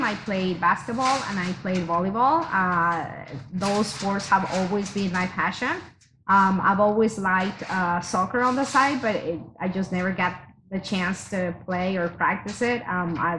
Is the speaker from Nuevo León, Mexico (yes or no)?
no; Mexico City, Mexico; moved away as an adult; also born or lived in Utah; now in United States; I am originally from Mexico City. Born and raised there.